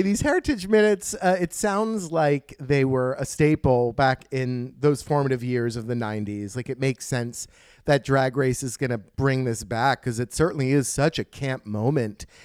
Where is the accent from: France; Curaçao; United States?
United States; as an American